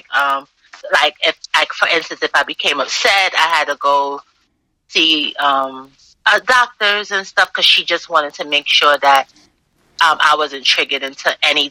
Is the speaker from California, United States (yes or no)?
no; New York City, New York, United States; born and raised in Brooklyn, New York City